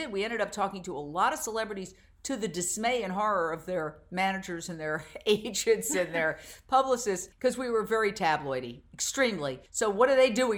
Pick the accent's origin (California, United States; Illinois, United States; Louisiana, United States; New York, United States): New York, United States; New York City; moved away as an adult; also born or lived in Fort Myers, Florida / Minneapolis / Philadelphia; I grew up in Midtown Manhattan, right across the street from Carnegie Hall